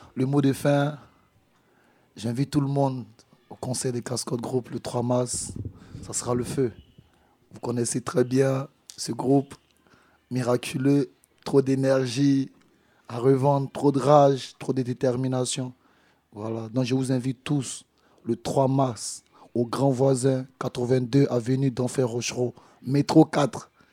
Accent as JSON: {"language": "French", "region": "Abidjan", "country": "Côte d’Ivoire", "moved": "yes", "lives_now": "Paris, France", "said": "je suis d'Abidjan"}